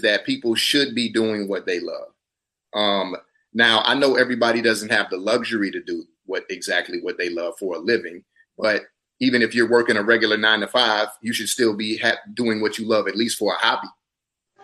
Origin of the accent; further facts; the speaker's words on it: South Carolina, United States; moved away as an adult; also born or lived in Atlanta, Georgia; now in Los Angeles, United States; We're from the same place. We're both from South Carolina.